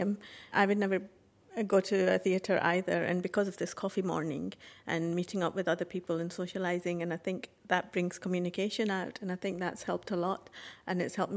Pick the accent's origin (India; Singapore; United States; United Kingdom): United Kingdom; Glasgow, Scotland; now in Oldham, United Kingdom; I've been living in Oldham for the past 18 years, but I've originally come from Glasgow